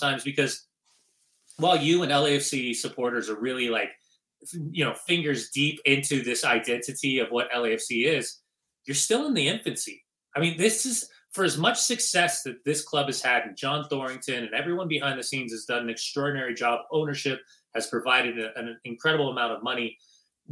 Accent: Upland, California, United States; I'm a kid from Upland, California, right? I mean, I grew up, I went to Fullerton. I grew up playing in the club soccer scene in Southern California

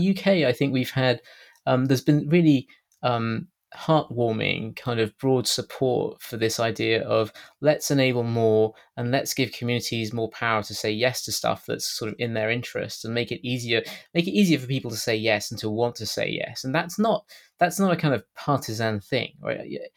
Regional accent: United Kingdom; accent: British; my strange British accent

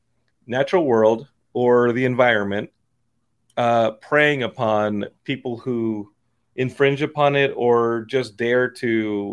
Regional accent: Texas, United States; I'm from Texas. We just have people who will kill you.

